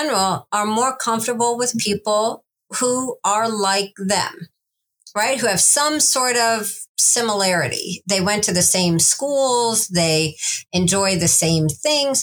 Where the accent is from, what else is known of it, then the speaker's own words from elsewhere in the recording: Iowa, United States; also born or lived in Kansas / Missouri; my family's from the Midwest, Kansas and Missouri. I was born in Iowa